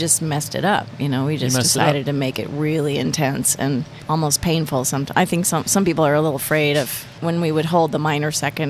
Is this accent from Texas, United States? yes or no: no; Weston, Massachusetts, United States; also born or lived in Back Bay, Boston / Newton; I grew up in Weston, and then we moved into the city because I was a ballerina and mom got tired of driving me to ballet class. Uh-huh. So we lived in Back Bay, and then after college, I moved back here to Newton.